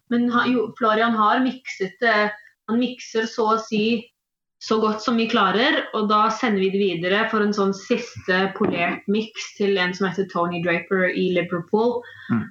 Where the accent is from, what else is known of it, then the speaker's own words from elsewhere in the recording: Stavanger, Rogaland, Norway; accent: mix of Eastern and Western Norwegian; mine foreldre snakker østlandsk, men jeg vokste opp i Stavanger